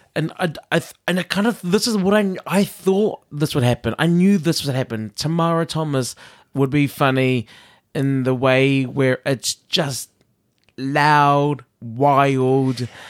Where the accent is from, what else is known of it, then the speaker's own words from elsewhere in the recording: New Zealand; moved away; I'm from New Zealand